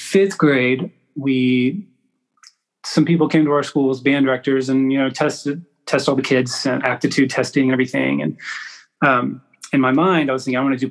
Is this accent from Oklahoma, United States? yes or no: yes; Edmond, Oklahoma, United States; moved away as an adult; now in Jenks, United States; I grew up in Edmond, Oklahoma, which is a nice little suburb just north of Oklahoma City